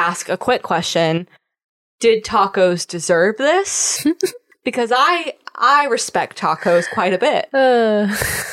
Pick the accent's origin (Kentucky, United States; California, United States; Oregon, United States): California, United States; Southern; I grew up in Southern California.